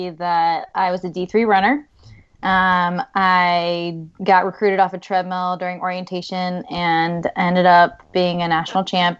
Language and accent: English; Richmond, Virginia, United States; I grew up in Richmond